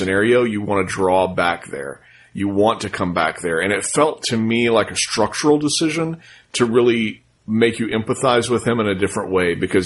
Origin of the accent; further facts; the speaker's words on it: United States; I'm different as an American